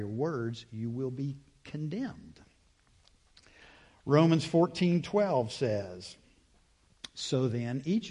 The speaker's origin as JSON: {"language": "English", "country": "United States", "said": "I'm an American"}